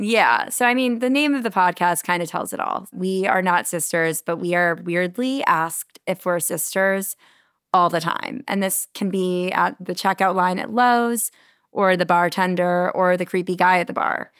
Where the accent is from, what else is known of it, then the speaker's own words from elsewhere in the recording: Connecticut, United States; moved away as an adult; also born or lived in New York City; now in Charleston, United States; I grew up in Connecticut